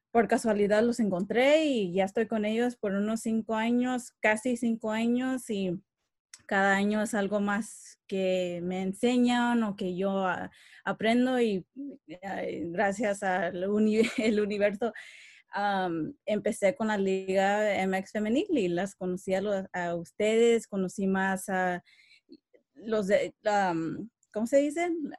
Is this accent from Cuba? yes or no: no; Los Angeles, California, United States; yo nací en Estados Unidos, eh, nací en Los Ángeles